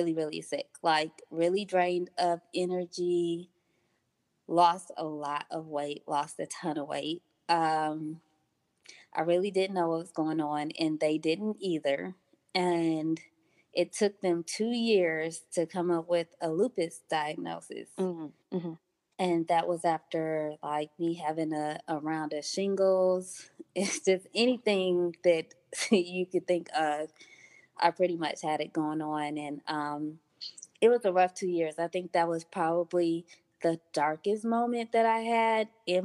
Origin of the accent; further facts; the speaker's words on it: Detroit, Michigan, United States; moved away as an adult; also born or lived in Atlanta, Georgia; I moved from Detroit to Georgia for school at G. Clark Atlanta University